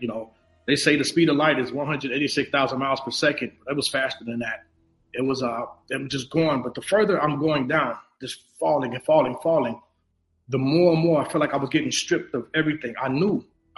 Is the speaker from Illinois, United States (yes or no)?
yes; Chicago, Illinois, United States; I'm originally from Chicago, Illinois